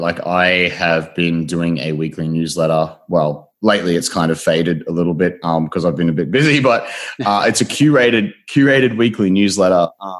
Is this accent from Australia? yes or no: yes; Australia; I'm from Australia